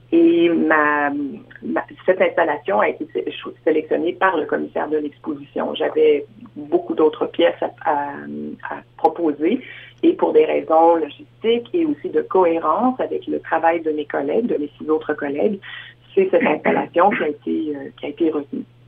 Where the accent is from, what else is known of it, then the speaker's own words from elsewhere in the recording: Quebec, Canada; moved away as an adult; now in Saskatchewan, Canada; je suis originaire de la province de Québec, mais je vis en Saskatchewan, terre adoptive, depuis bientôt 30 ans